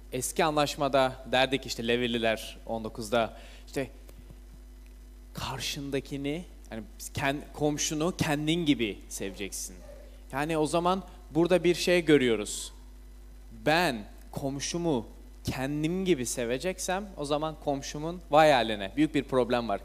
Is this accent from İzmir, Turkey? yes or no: yes; İzmir, Turkey; İzmir'de doğdum, büyüdüm.